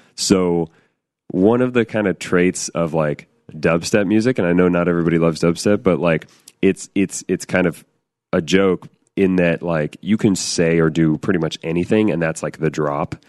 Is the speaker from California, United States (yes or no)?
yes; Northern California, United States; I grew up in Northern California